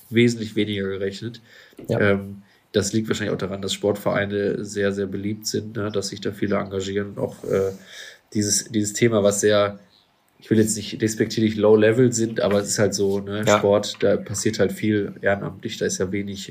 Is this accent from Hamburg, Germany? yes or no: no; Duisburg, North Rhine-Westphalia, Germany; mit einem lokalen Schwimmbad hier bei uns in Duisburg zum Beispiel dann zusammengearbeitet. Ähm, ja, war auch immer eine schöne Zeit als Kind da irgendwie äh, mitzuschwimmen